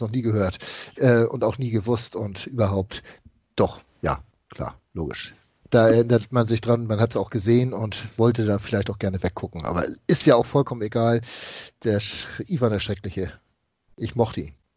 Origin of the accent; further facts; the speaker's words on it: Hamburg, Germany; was ich als Hamburger Jung und HSV-Fan so miterlebt habe, von klein auf mit der Raute groß zu werden